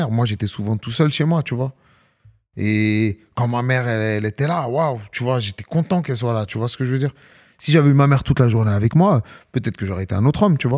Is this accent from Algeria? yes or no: yes; Algeria; C'est comme ça, c'est une culture. as vu, on est des Algériens.